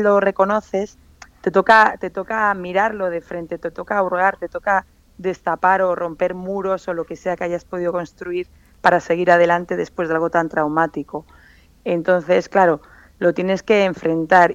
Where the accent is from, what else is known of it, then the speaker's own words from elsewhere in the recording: San Sebastián, Basque Country, Spain; also born or lived in Macau; now in Madrid, Spain; volver a mi tierra